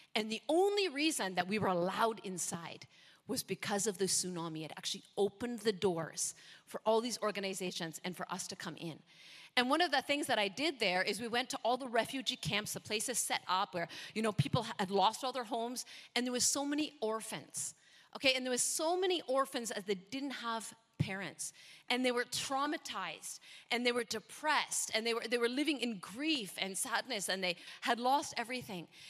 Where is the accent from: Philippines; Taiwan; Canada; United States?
Canada; moved away as an adult; also born or lived in North America; now in Indonesia; I'm, I'm Canadian, so if I sound a bit different, okay, that's why